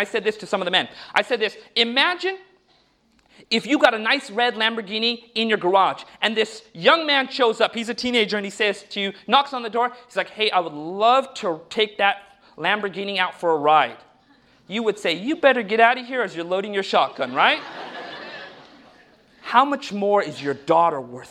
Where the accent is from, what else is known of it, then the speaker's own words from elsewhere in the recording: United States; when I was growing up in America